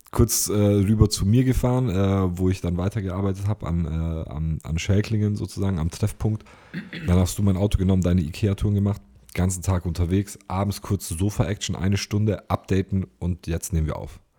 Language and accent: German; Ulm, Baden-Württemberg, Germany; bei uns in Ulm